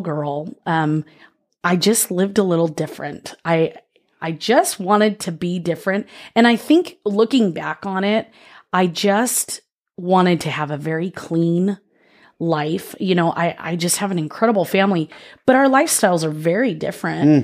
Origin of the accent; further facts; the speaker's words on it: Oceanside, California, United States; moved away; I grew up in Oceanside, California